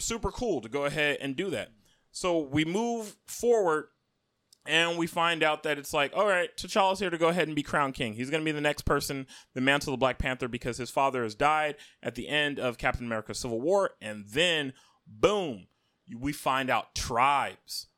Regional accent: Akwa Ibom, Nigeria; I am an Oron man from Akwai Bum State. and I am Nigerian

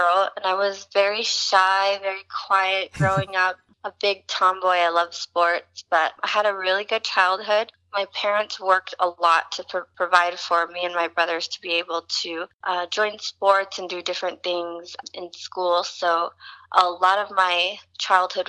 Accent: Hayward, California, United States; moved away as an adult; also born or lived in Fremont, California; now in Los Angeles, United States; I was born in Hayward, California, and I lived actually in the same house my whole life, most of my childhood until 18

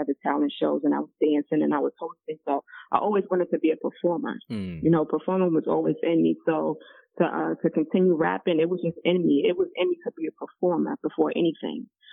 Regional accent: New Jersey, United States; I am from New Jersey

